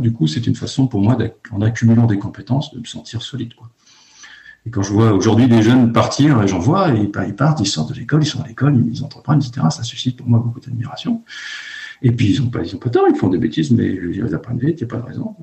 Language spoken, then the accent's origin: French; Lannion, Brittany, France; moved away as an adult; also born or lived in Paris; j'ai grandi à Lannion, dans les Côtes d'Armor